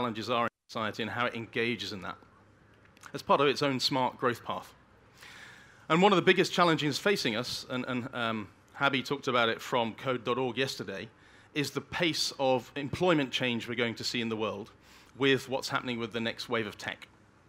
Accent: Birmingham, West Midlands, United Kingdom; I grew up in Birmingham in the UK, a city in the center of the UK, in a pretty deprived part of Birmingham, one of the most deprived parts of the country.

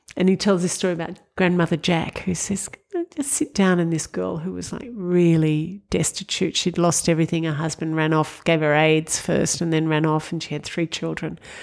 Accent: Sydney, New South Wales, Australia; I grew up in Sydney. I went to Our Lady of Mercy College in Parramatta

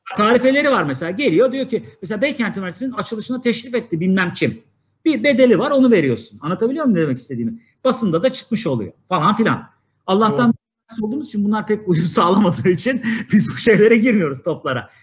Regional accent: Niksar, Tokat, Turkey; Ben biliyorsunuz Tokat Niksarlıyım

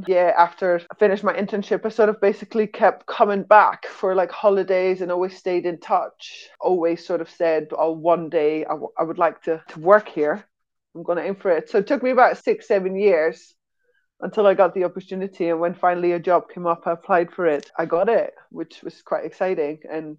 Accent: Switzerland; also born or lived in Netherlands; So I was born in the Netherlands, we moved to Switzerland for my dad's job, and I grew up there.

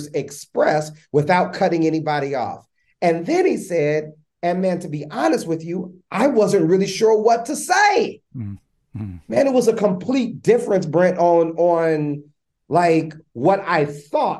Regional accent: Los Angeles, California, United States; I'm from Los Angeles, California, man. South Central Los Angeles, born a mom who was phenomenal

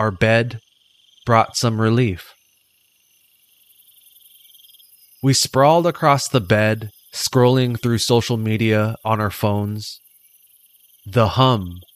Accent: Hawaii, United States; Growing up in Hawaii, I was surrounded by obake, ghost stories, and the supernatural legends discussed in my Hawaiian history classes

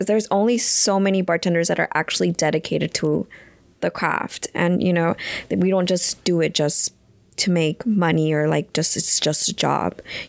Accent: Texas, United States; I come from Texas.

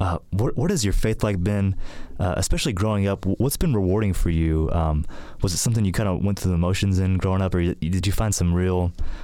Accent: Middle Tennessee, United States; I grew up here in Middle Tennessee.

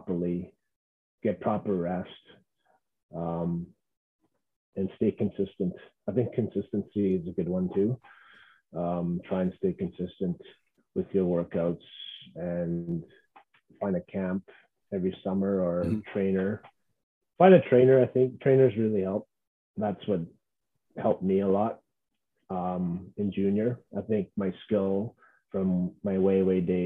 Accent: Cross Lake, Manitoba, Canada; I'm from Cross Lake

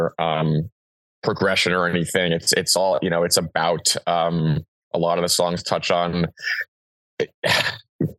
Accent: New York, United States; now in California, United States; I'm from New York

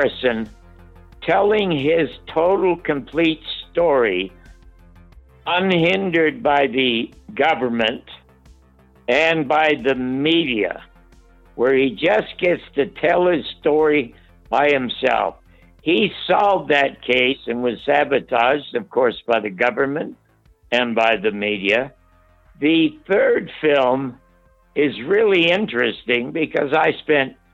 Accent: Toronto, Ontario, Canada; moved away as an adult; now in United States; I was born in the Salvation Army Charity Ward in Toronto in 1933

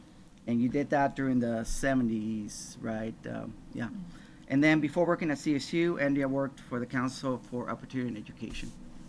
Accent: Mexico; So, which is growing up in Mexico, I I was 9 or 10, and I was the youngest

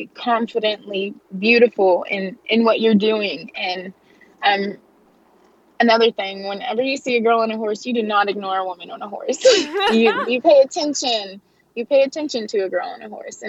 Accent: Fort Smith, Arkansas, United States; the Old Fort Days rodeo in my hometown

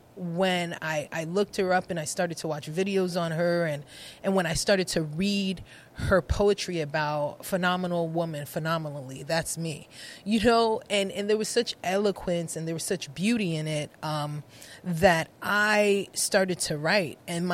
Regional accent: New York City, New York, United States; moved away; also born or lived in Connecticut; Or Brooklyn, because we grew up in Brooklyn.

